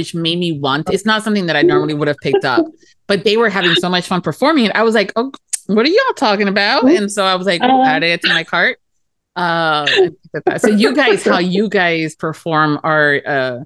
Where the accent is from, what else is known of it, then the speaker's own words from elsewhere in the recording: Miami, Florida, United States; accent: Florida; the girl that was born and raised in Miami, Florida